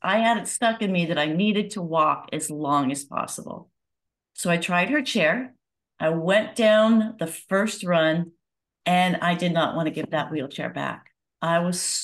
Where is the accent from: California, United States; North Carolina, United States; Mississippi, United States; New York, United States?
California, United States; Santa Monica; I grew up in Southern California in a sleepy little town called Santa Monica